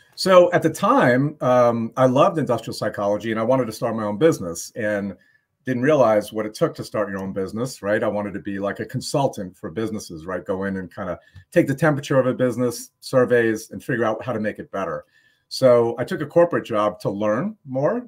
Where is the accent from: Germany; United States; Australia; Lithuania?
United States; New York; moved away; I grew up in New York